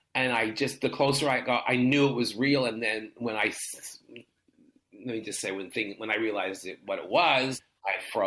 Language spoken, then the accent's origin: English; Canada; the way I grew up in Canada was much more British then.